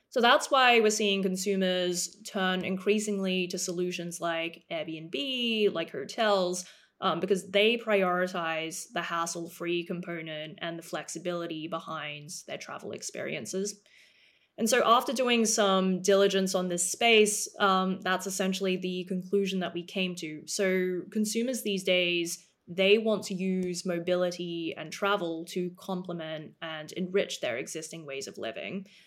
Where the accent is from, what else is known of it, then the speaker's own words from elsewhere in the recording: Melbourne, Victoria, Australia; moved away as an adult; also born or lived in Cambridge, United Kingdom / Oxford, United Kingdom / New York, United States / London, United Kingdom; I was born and raised in Australia for the first eighteen years of my life, um, so I grew up in Melbourne